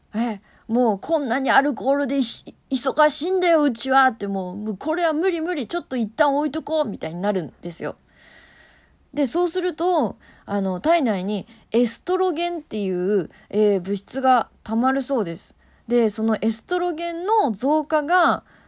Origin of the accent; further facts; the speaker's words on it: Kanto, Japan; 関東人としては、落花生の産地といえば千葉なんですよ